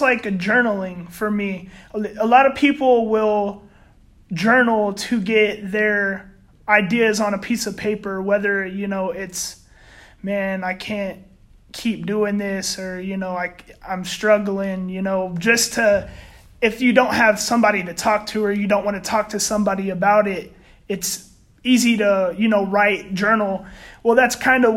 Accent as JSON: {"language": "English", "town": "San Antonio", "region": "Texas", "country": "United States", "said": "I'm from San Antonio"}